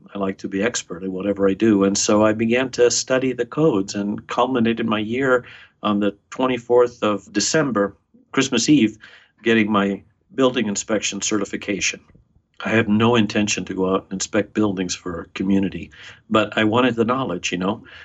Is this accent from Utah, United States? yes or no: no; New York, United States; moved away as an adult; also born or lived in Buenos Aires, Argentina / Los Angeles / Lincoln, Nebraska; My mom brought me uh, to the United States. We moved to New York